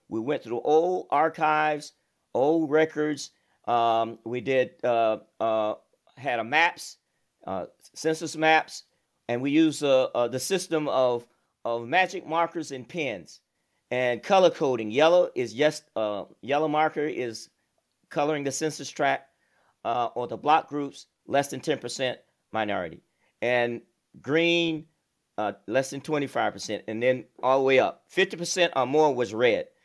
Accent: Alabama, United States; moved away as an adult; also born or lived in Michigan / Houston, Texas; I'm from Alabama

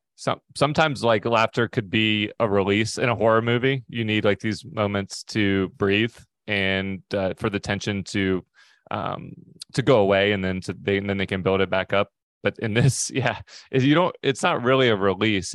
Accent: Pacific Northwest, United States; we're from the Pacific Northwest

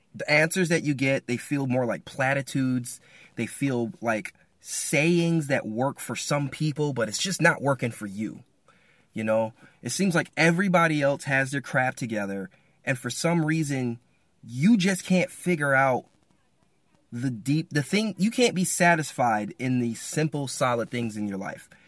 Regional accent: Michigan, United States; I'm from Michigan

